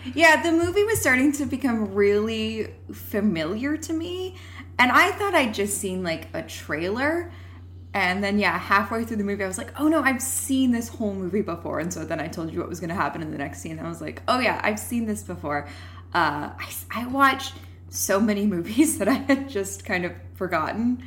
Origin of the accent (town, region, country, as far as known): rural Alberta, Canada; born or raised there